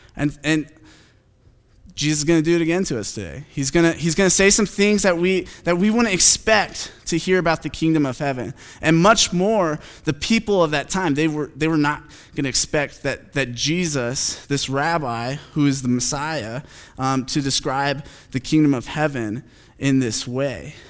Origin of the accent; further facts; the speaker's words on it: Phoenix, Arizona, United States; I'm from Phoenix